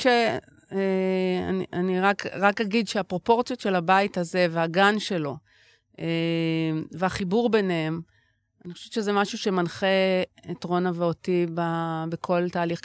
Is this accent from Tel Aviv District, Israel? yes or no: yes; Tel Aviv, Tel Aviv District, Israel; ששתינו נולדנו וגדלנו בעיר